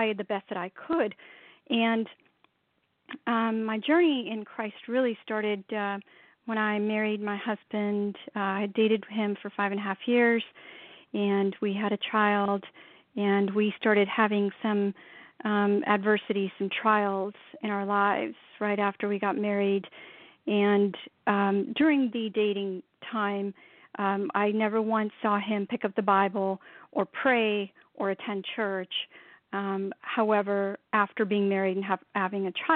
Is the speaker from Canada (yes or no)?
no; India; born and raised in India, very much a Hindu Sikh environment